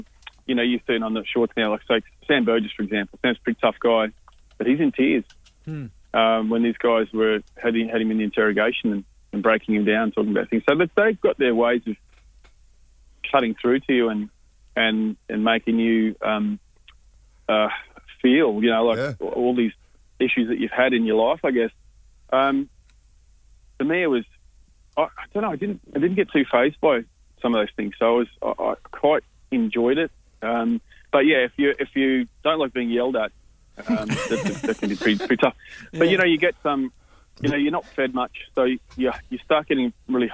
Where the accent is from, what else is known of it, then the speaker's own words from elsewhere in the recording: Queensland, Australia; now in Byron Bay, Australia; I am a Queenslander